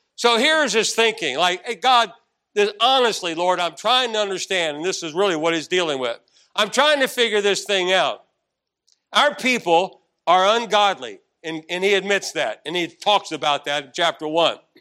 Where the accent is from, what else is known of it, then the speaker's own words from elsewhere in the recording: Arlington, Virginia, United States; also born or lived in Washington, D.C.; we came back into Arlington, Virginia